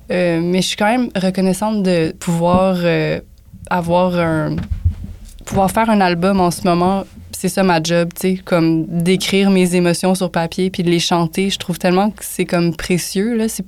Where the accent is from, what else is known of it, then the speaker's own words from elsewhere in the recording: Montreal, Quebec, Canada; Je viens d'Outremont